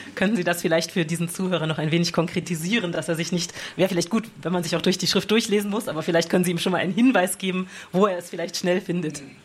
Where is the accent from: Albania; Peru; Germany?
Germany; Rhineland; als Rheinländer